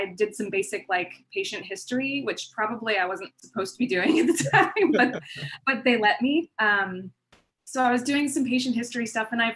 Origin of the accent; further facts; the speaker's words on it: Palm Springs, California, United States; moved away as an adult; also born or lived in Bay Area / Denver; now in San Diego, United States; I grew up in Palm Springs, and then I pretty much stayed there for a majority of my upbringing